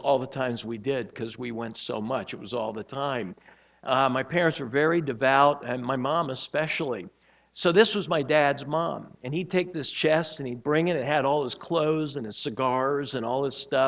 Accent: Miami, Florida, United States; I was born and raised in Miami

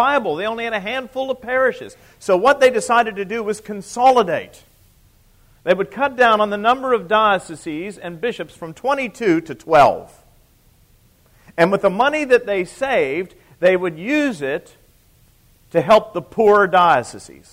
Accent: United States

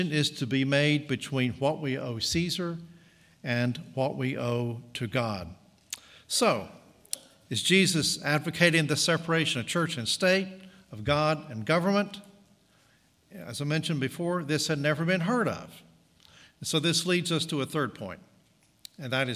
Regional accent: Southern United States, United States; I was an American, and a Southern American at that.

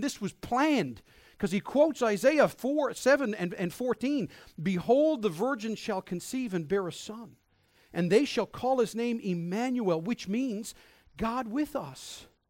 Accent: Newfoundland and Labrador, Canada; in my forty-odd years of life, I've taken being a Newfoundlander for granted

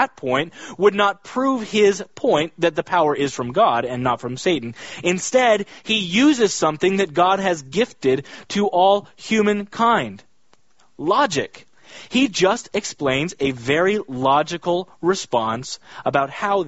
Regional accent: Kansas, United States; I grew up in Kansas

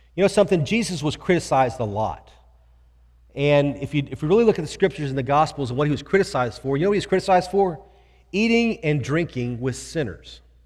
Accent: Houston, Texas, United States; I grew up here in Houston

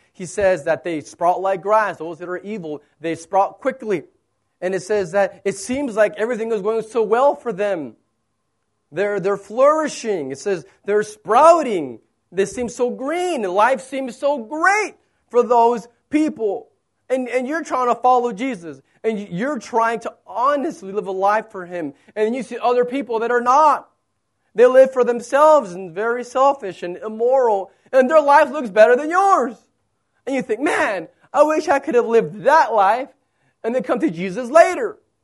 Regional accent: United States; moved away; I'm American

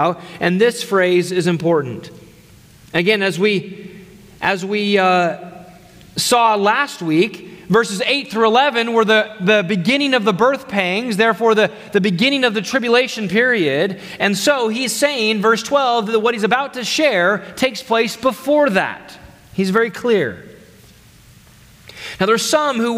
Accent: United States; as American Christians

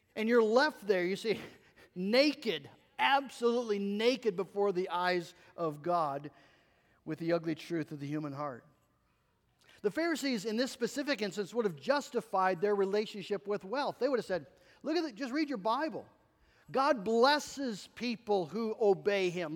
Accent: United States; As American Christians

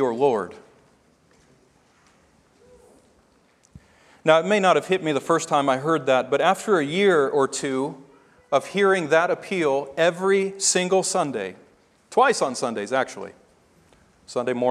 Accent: Tennessee, United States; growing up in Tennessee, and being saved in a Southern Baptist church

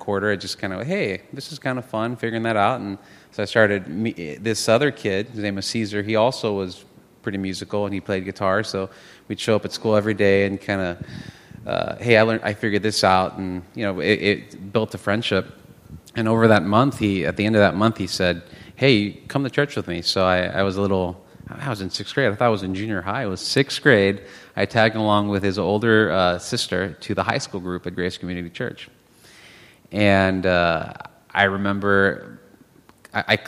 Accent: Los Angeles, California, United States; born or raised there; also born or lived in Lima, Peru

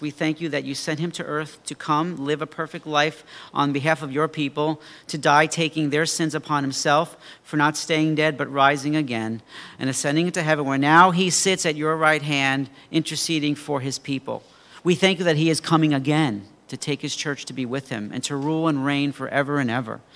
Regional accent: Mineola, New York, United States; I was twelve years old, and I had a paper route in my hometown of Mineola

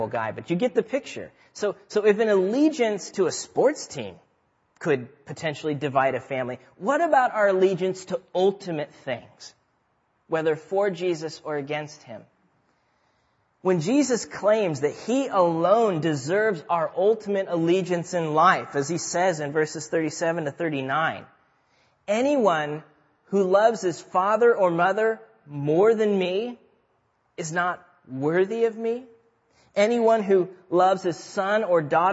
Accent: Nebraska, United States; I grew up in Nebraska.

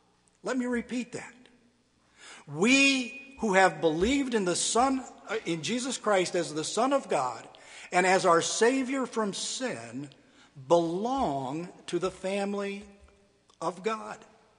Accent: Ecuador; now in United States; As a child and a teenager growing up in Ecuador, I felt accepted. But as an adult married to an American woman, I was treated like any other gringo.

